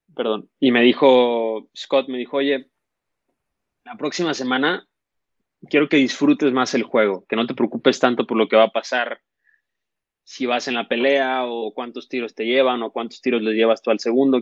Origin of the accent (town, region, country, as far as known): Mexico